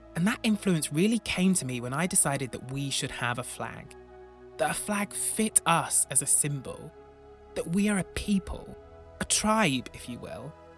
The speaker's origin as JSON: {"language": "English", "town": "Broughton", "region": "England", "country": "United Kingdom", "tie": "born or raised there", "said": "When I was a boy growing up in Broughton, the largest village in England"}